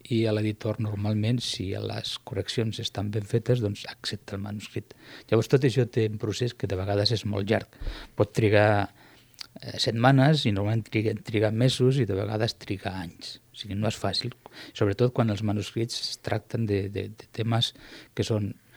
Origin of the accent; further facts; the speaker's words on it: Piqueras, Castilla-La Mancha, Spain; Catalan is a second language; moved away as an adult; also born or lived in Granada; now in Tarragona, Spain; Jo no sóc andalús, sóc eh, d'un poble de la província de Guadalajara que es diu Piqueres, a la comarca de Molina de Aragón